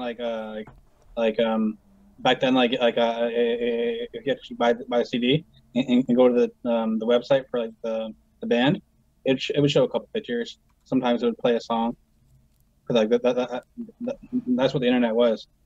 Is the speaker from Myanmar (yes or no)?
no; Brantford, Ontario, Canada; also born or lived in Paris, Ontario; I was born in Brantford